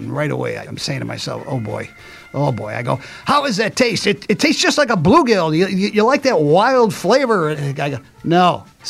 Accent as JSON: {"language": "English", "area": "Chicago suburbs", "region": "Illinois", "country": "United States", "said": "I'm from Chicago suburbs, and I went to Africa as a Peace Corps right after college. I went over to the Peace Corps in Ghana in 78"}